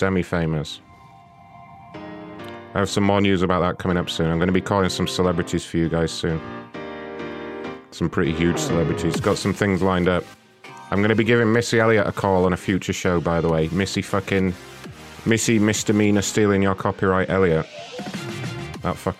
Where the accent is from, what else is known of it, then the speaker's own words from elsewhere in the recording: England, United Kingdom; As an Englishman